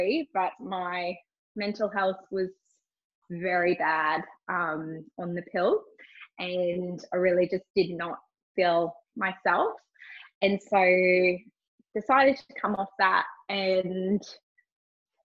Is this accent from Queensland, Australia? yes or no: yes; Cairns, Queensland, Australia; now in Gold Coast, Australia; I'm originally from Cairns. I live on the Gold Coast now.